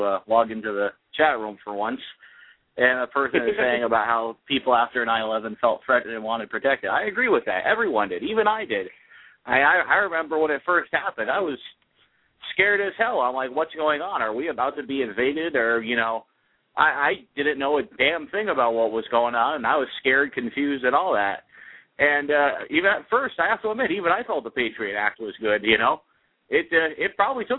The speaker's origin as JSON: {"language": "English", "country": "United States", "said": "That's the life I choose to live as an American"}